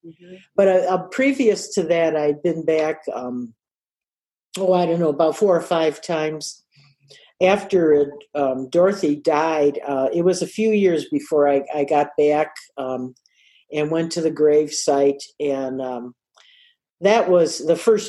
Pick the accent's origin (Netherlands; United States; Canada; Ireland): United States; we're, you know, the States.